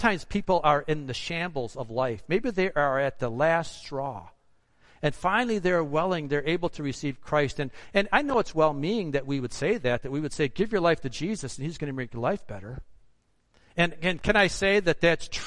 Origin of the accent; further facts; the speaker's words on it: United States; as an American